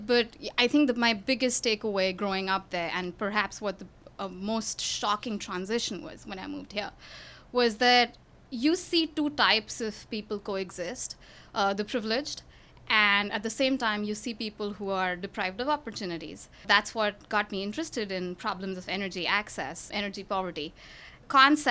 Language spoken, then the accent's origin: English; New Delhi, Delhi, India; moved away as an adult; now in Houston, United States; I grew up in New Delhi in India